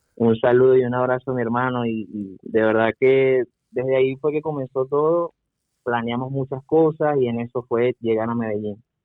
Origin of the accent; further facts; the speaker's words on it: Venezuela; moved away as an adult; salir de Venezuela